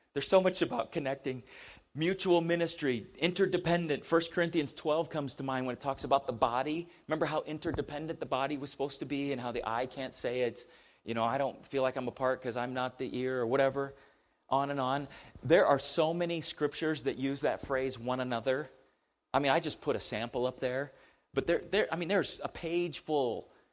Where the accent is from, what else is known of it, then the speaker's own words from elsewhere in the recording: United States; we we're Americans